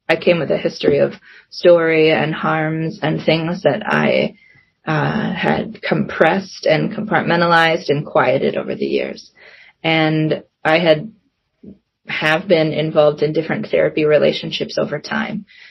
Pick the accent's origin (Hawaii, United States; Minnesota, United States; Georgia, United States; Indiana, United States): Minnesota, United States; born or raised there; also born or lived in South Korea